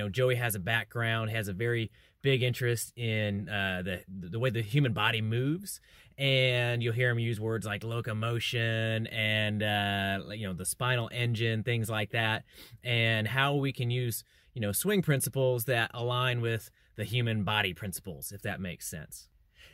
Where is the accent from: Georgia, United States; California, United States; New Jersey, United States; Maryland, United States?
California, United States; Chowchilla; now in Fort Worth, United States; I'm in Fort Worth, Texas now, but I grew up in the Fresno area, Chowchilla to be specific